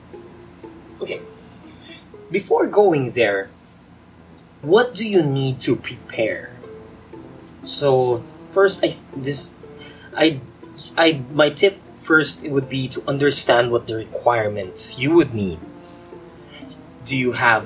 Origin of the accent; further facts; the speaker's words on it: Philippines; being a Filipino, we have this culture of the youngest usually would do all the legwork